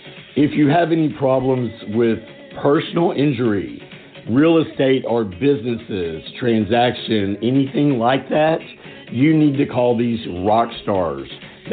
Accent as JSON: {"language": "English", "country": "United States", "said": "He actually makes me feel bad about being American."}